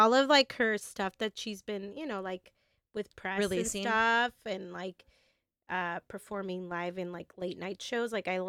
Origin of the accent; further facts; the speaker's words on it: Texas, United States; We're all from Texas.